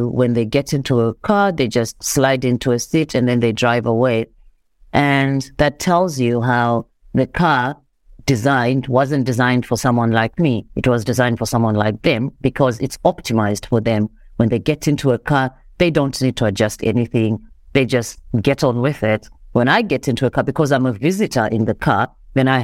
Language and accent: English; Zimbabwe; now in South Africa; I am Zimbabwean. I am a Black African woman. Well, I grew up in Zimbabwe